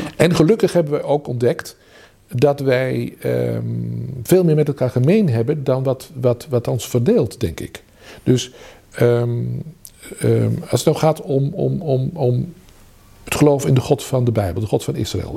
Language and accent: Dutch; Vianen, Utrecht, Netherlands; moved away as an adult; also born or lived in Groningen; now in 's-Hertogenbosch, Netherlands; Ik had in mijn geboorteplaats in Vianen, dus was ik al als tiener lid van een ecumenische studentengroep, bijbelgroep.